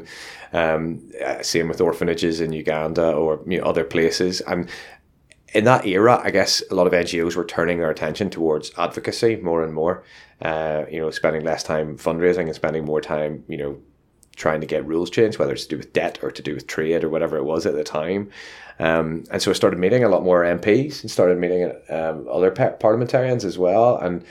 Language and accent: English; Luton, East of England, United Kingdom; as you can tell from the accent, I'm from Luton